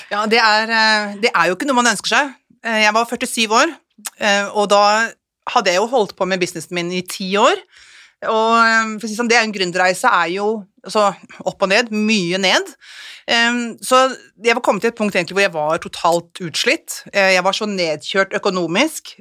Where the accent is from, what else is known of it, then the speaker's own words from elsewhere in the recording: Ski, Akershus, Norway; moved away as an adult; also born or lived in Oslo; now in Kolbotn, Norway; nærmere der jeg kommer fra. For jeg er jo skijente